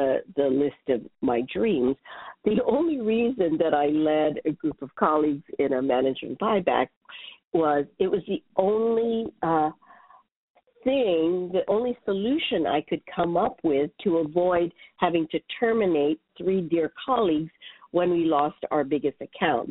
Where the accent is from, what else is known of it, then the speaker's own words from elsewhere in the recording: Hawaii, United States; moved away as an adult; now in New York City, United States; I was born and raised in Hawaii